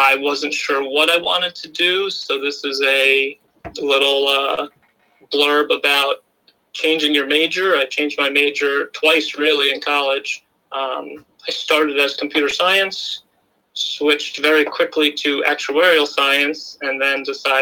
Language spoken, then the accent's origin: English; Washingtonville, New York, United States; also born or lived in Albany, New York / Port Jervis, New York; I grew up in Washingtonville, New York.